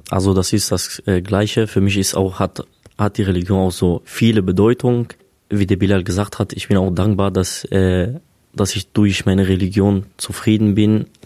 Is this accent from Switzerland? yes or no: no; Syria; Ich bin halt Kurde, also aus Syrien.